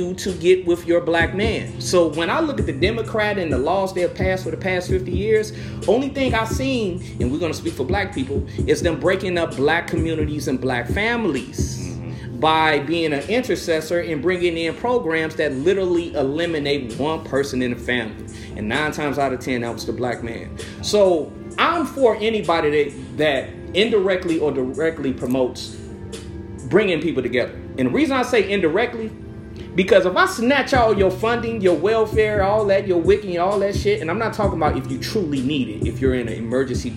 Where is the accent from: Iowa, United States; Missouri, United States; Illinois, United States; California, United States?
Illinois, United States; Chicago; an area in Chicago that I grew up next to, I grew up in West Pullman